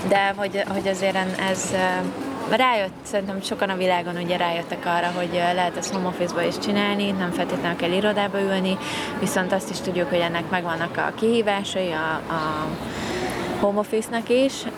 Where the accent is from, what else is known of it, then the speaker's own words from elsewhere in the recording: Hungary; tipikus magyarok vagyunk